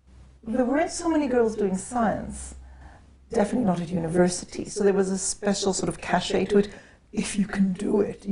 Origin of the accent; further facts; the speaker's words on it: Jerusalem, Jerusalem District, Israel; Yeah, I grew up in Israel, and from the age of 12 I was in Jerusalem.